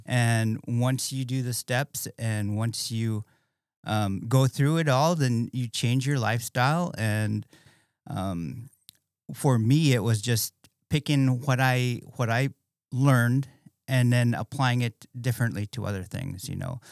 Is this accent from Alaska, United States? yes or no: yes; Bethel, Alaska, United States; moved away as an adult; growing up in Bethel, it was pretty crazy, um, very small town